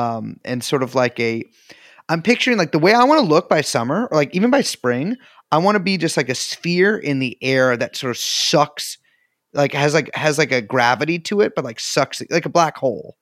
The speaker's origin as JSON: {"language": "English", "region": "California", "country": "United States", "said": "I'm from California"}